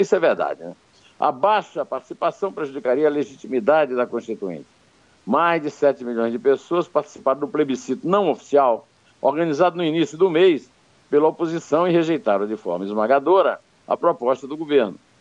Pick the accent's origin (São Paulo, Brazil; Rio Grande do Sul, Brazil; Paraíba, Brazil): Paraíba, Brazil; Uiraúna; a seis léguas, 36 quilômetros da cidade onde eu nasci, o Iraúna.